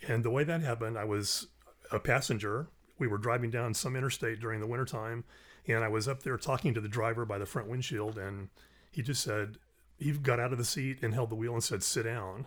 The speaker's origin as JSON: {"language": "English", "town": "Orlando", "region": "Florida", "country": "United States", "also_born_or_lived": "the Carolinas", "moved": "as an adult", "lives_now": "Kentucky, United States", "said": "originally from Orlando, Florida."}